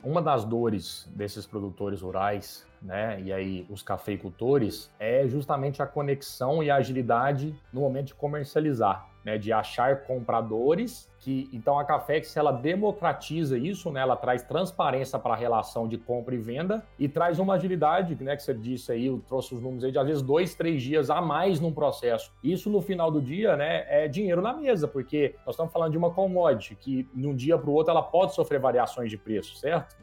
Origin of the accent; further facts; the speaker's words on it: Pouso Alegre, Minas Gerais, Brazil; eu sou nascido no sul de Minas, né, nasci em Pouso Alegre